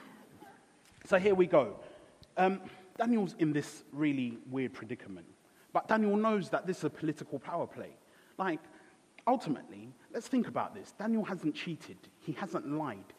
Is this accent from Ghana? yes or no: yes; Ghana; I was born in Ghana